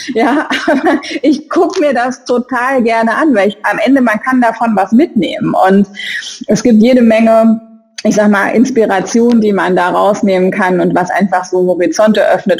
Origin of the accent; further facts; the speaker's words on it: Saarland, Germany; ich bin Saarländerin.